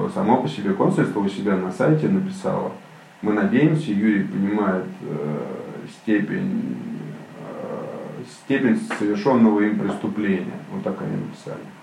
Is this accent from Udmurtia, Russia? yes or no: no; Moscow, Russia; moved away as an adult; also born or lived in London; now in Saint Petersburg, Russia; Я москвич